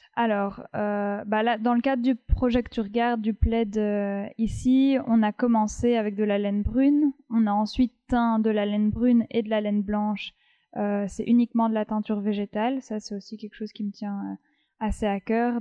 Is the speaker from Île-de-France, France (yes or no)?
yes; Paris, Île-de-France, France; moved away as an adult; also born or lived in La Rochelle; now in Brussels, Belgium; j'ai, j'ai grandi sur Paris et je suis venue à Bruxelles pour les études, mais je suis originaire de La Rochelle.